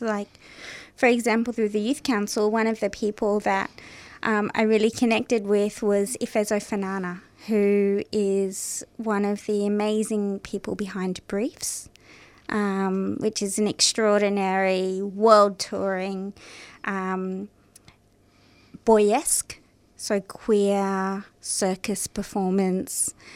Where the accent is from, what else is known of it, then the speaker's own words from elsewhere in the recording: Parramatta, New South Wales, Australia; I was born in Parramatta